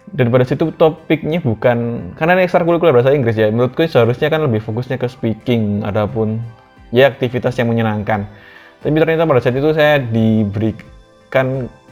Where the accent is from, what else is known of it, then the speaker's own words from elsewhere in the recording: Surabaya, East Java, Indonesia; also born or lived in Menganti, Gresik / North Sumatra (Batak ancestry); di daerahku di Surabaya